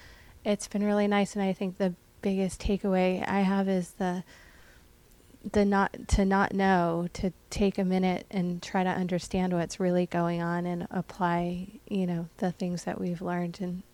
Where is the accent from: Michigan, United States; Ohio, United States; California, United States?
California, United States; Redwood Shores; I'm from Redwood Shores